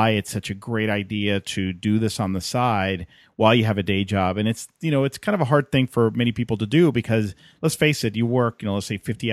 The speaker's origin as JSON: {"language": "English", "town": "Atlanta", "region": "Georgia", "country": "United States", "tie": "born or raised there", "said": "here in my hometown of Atlanta."}